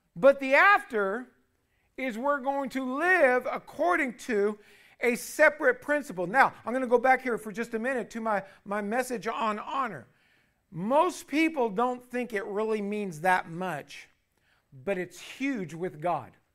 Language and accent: English; United States; You and me as American citizens